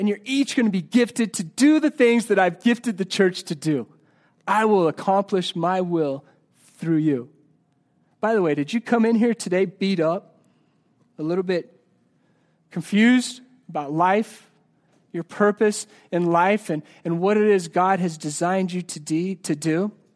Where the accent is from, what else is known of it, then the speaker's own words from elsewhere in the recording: Colorado, United States; I'm from Colorado